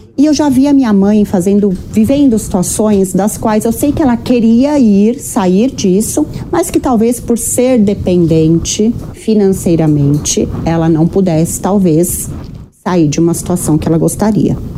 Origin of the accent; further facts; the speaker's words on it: Osasco, São Paulo, Brazil; eu cresci em Osasco